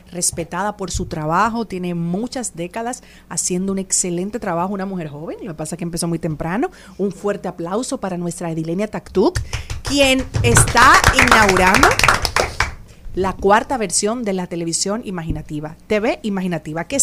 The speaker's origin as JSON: {"language": "Spanish", "country": "Dominican Republic", "said": "Nosotros, yo pienso como dominicana, que tal vez lo que dice Charlene tiene un poco de razón"}